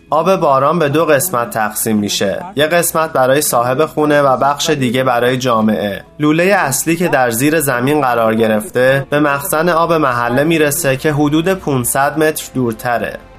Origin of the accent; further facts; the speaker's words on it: Rajasthan, India; moved away as an adult; now in United States; من در راجستان به دنیا آمدم و برای کار با شرکت های بزرگ به آمریکا آمدم